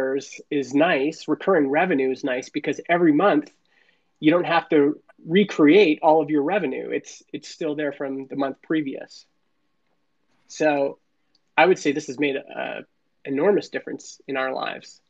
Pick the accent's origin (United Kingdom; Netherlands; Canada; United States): Canada; I was born in Canada.